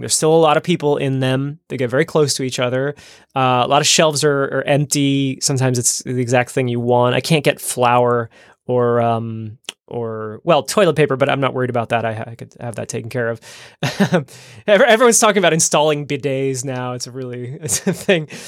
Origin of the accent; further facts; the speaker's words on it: New Jersey, United States; now in Amsterdam, Netherlands; my home state of New Jersey